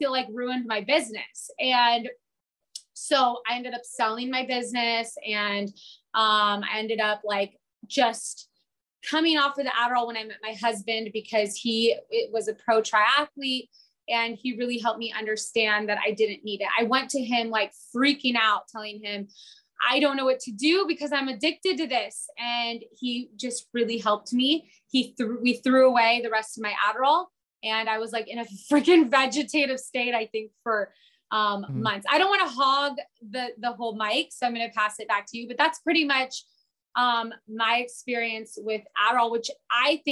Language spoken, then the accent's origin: English; San Diego, California, United States; I was born here in San Diego.